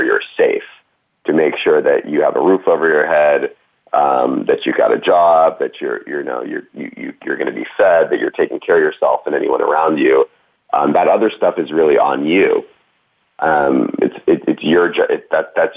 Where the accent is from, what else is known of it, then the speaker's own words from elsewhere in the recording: East Coast, United States; also born or lived in New York City; I grew up on the East Coast